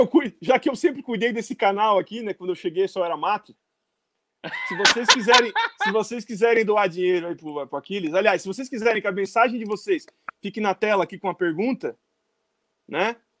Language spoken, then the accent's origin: Portuguese; Criciúma, Santa Catarina, Brazil; Criciúma, Santa Catarina